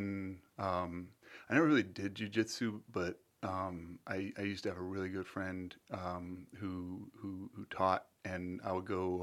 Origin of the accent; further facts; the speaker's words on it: St. Petersburg, Florida, United States; moved away as an adult; also born or lived in Boston; when I was growing up in St. Pete